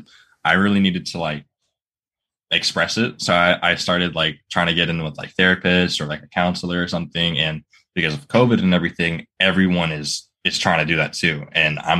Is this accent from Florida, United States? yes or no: yes; Florida, United States; also born or lived in Virginia; I live in Florida, and I've always lived in Florida my whole life